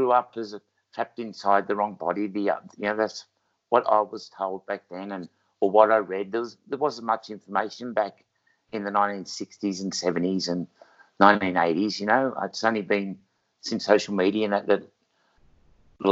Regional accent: Wagga Wagga, New South Wales, Australia; I was born in Wagga Wagga, New South Wales, as a boy

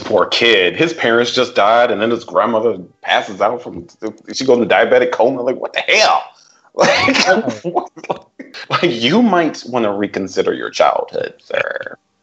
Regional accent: Switzerland; i was born in Switzerland

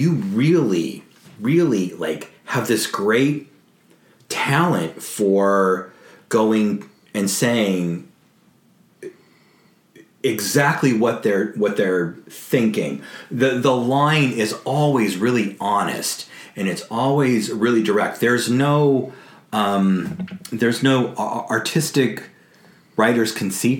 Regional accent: California, United States; now in New York City, United States; I come from California

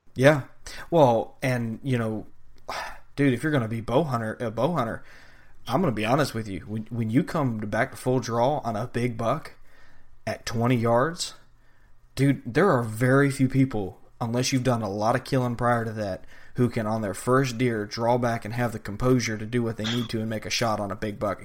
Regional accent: Georgia, United States; now in Florida, United States; Growing up in Georgia and then coming to Florida

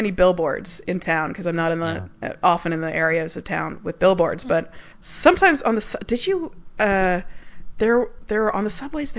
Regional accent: Central Time Zone, United States; moved away; I grew up in Central Time

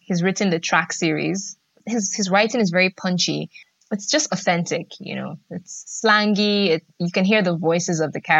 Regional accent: Nigeria; because I grew up in Nigeria. We had books, but they weren't particularly exciting.

